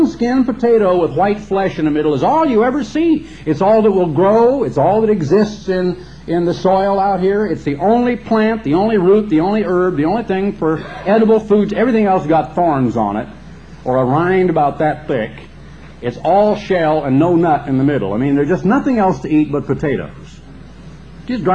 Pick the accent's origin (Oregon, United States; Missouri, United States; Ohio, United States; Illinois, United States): Oregon, United States; When I grew up in Oregon